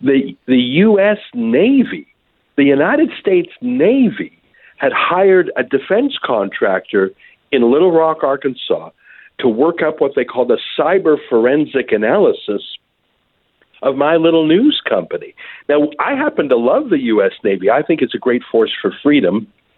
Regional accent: Alberta, Canada; I'm from a landlocked place called Alberta.

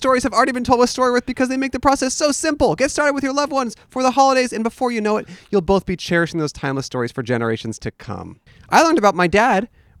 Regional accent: California, United States; now in Los Angeles, United States; I'm originally from California.

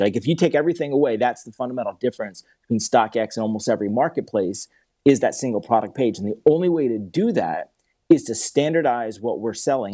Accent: Philadelphia, Pennsylvania, United States; also born or lived in Atlanta; I grew up in Philadelphia.

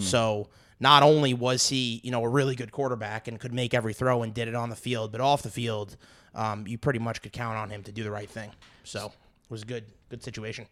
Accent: New York City, New York, United States; moved away; I'm I'm from Brooklyn

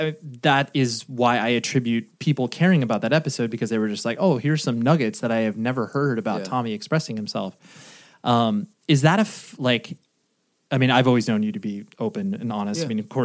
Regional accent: North Carolina, United States; apropos of nothing, I was raised in North Carolina. Are you aware of that?

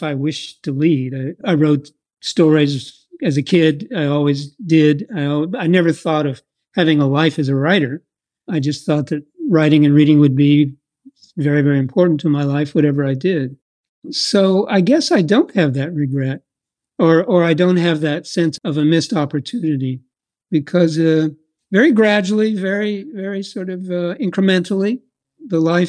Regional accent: Iowa, United States; moved away; I was raised in a very small town in Iowa, about 20 miles east of Des Moines

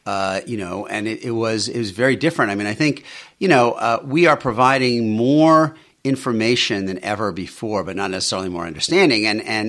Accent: Queens, New York, United States; Yeah, I grew up in Bayside, Queens. My dad was an electrician.

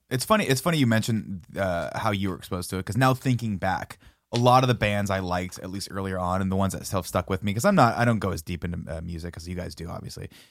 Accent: Riverside, California, United States; when I was growing up in Riverside

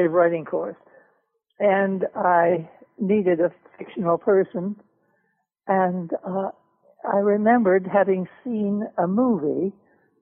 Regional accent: Toronto, Ontario, Canada; one of the best opera schools in North America was back in my hometown, Toronto.

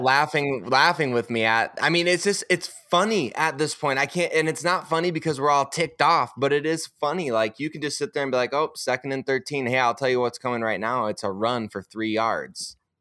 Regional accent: Sioux Falls, South Dakota, United States; moved away; I'm here in my, my hometown in Sioux Falls, South Dakota, hanging out at my parents

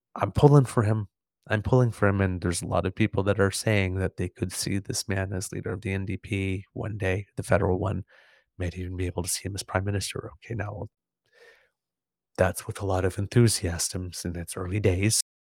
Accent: Canada; as a Canadian

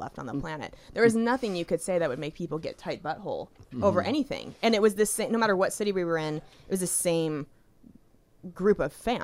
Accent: Spokane, Washington, United States; now in Los Angeles, United States; that's my hometown.

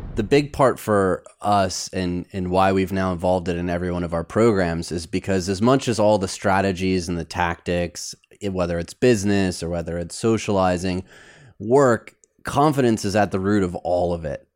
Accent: Michigan, United States; growing up in Michigan, we played bumper bowling

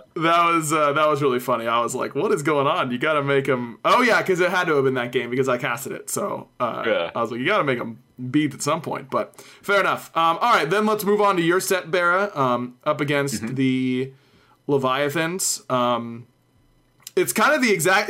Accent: United States; I'm American.

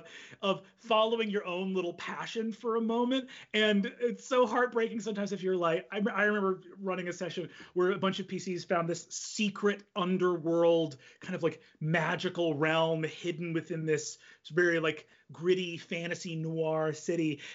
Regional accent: New York, United States; growing up in New York

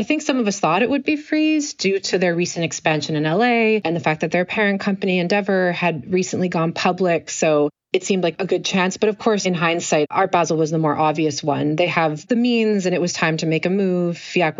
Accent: Canada; I try to speak French as a Canadian.

